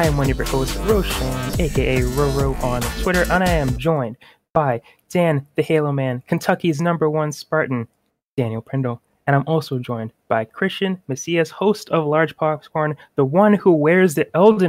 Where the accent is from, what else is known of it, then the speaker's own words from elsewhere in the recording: Kyiv, Ukraine; English is a second language; I'm Ukrainian. I was born in Kyiv, Ukraine. I have been living on this land, my home, for 27 years now.